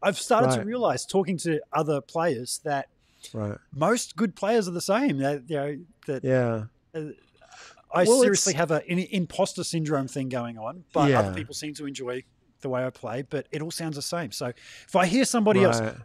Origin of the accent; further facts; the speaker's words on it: Gold Coast, Queensland, Australia; the Gold Coast competition here in my, my hometown